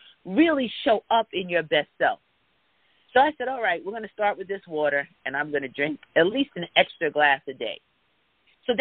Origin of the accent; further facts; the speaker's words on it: Jamaica; I'm West Indian, I'm Jamaican, and my grandfather used to fuss at me all the time.